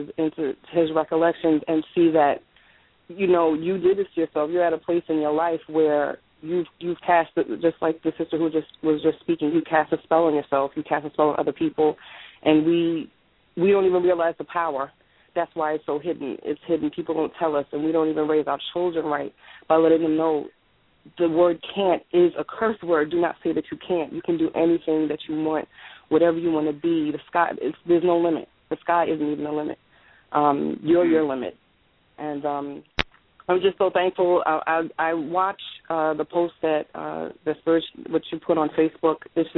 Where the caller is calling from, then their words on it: New York City, New York, United States; I'm calling from Queens, New York.